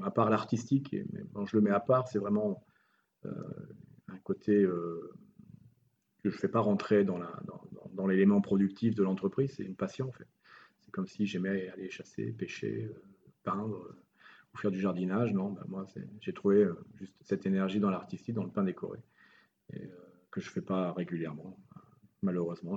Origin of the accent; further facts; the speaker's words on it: France; moved away as an adult; also born or lived in Morocco; now in Italy; je suis français